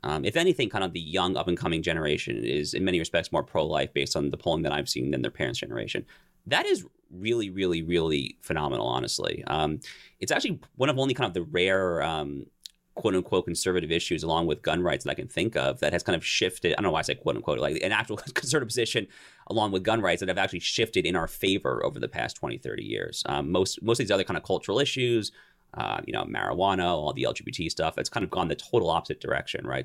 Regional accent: New York area, United States; moved away; I'm originally from the New York area

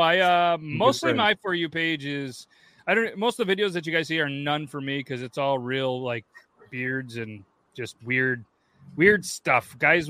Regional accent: Syracuse, New York, United States; I grew up in Syracuse.

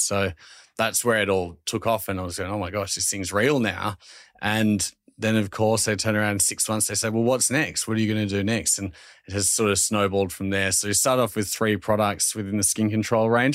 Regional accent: Australia; accent: Australian; my Australian accent is times ten when I'm over there pitching the brand

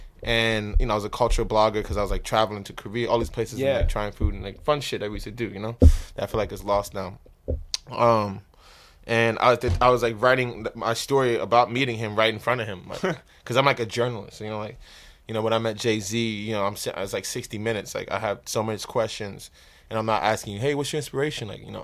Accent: Trinidad & Tobago; Yeah, because that's like I'm from Trinidad, so it's like the African way of living. Like everybody lives around each other.

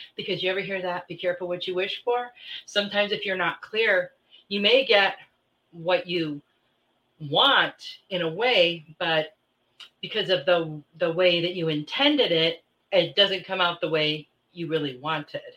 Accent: Midwest, United States; moved away; I grew up in the Midwest

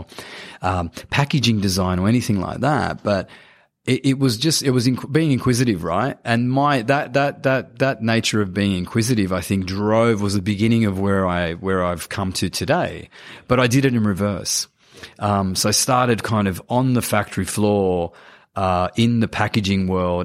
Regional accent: Sydney, New South Wales, Australia; I grew up in Cabramatta

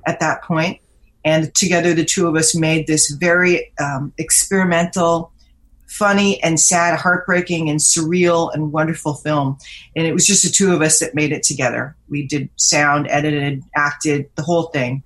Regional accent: Vancouver, British Columbia, Canada; moved away as an adult; now in Toronto, Canada; I moved to Vancouver as a teenager and grew up there

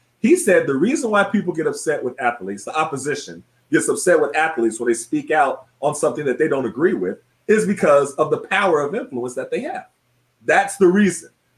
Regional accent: Tulsa, Oklahoma, United States; moved away; I grew up in Tulsa, Oklahoma

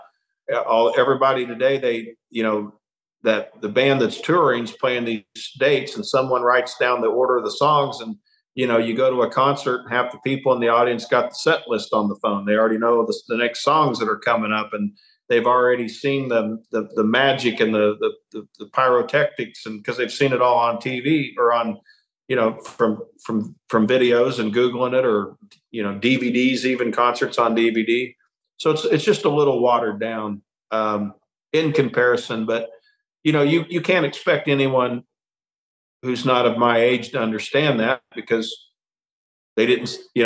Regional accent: Kansas City, Missouri, United States; now in Nashville, United States; my hometown of Kansas City

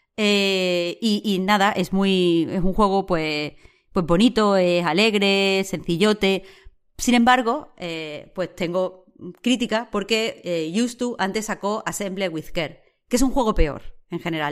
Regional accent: Rincón de la Victoria, Andalusia, Spain; la forma de vivir que es tan, tan, tan de mi pueblo, de cuando yo era chica, de Rincón, vaya, de Rincón de la Victoria.

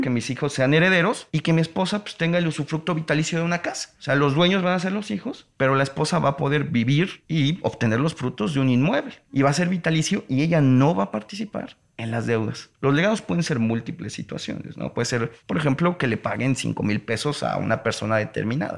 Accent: Mexico; si nosotros como ciudadanos mexicanos estamos en el extranjero

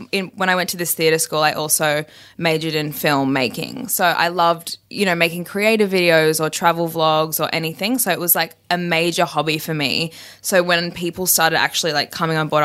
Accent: Brisbane, Queensland, Australia; I'm from Brisbane, so it's quite a small town and everyone kind of knows everyone.

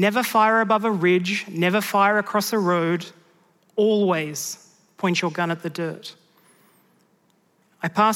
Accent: Mudgee, New South Wales, Australia; growing up there in rural Mudgee

